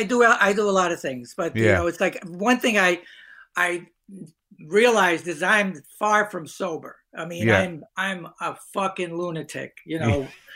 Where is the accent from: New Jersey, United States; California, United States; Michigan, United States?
New Jersey, United States; Hoboken; I grew up in Hoboken, New Jersey, small town.